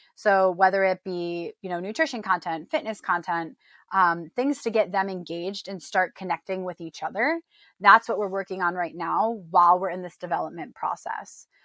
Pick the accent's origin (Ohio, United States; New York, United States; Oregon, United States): New York, United States; moved away as an adult; also born or lived in Illinois; now in San Diego, United States; I was born and raised in New York